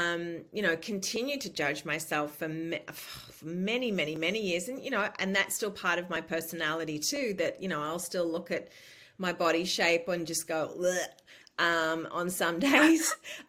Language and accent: English; New South Wales, Australia; now in United States; And I was like, I'm from New South Wales State.